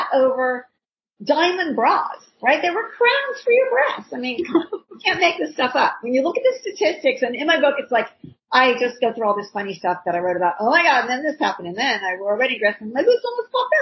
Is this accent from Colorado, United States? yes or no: no; Ohio, United States; I grew up in Ohio